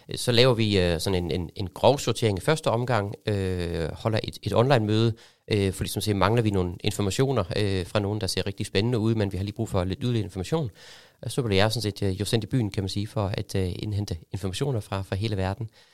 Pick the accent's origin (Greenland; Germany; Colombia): Germany; now in Denmark; kommer jeg selv fra Tyskland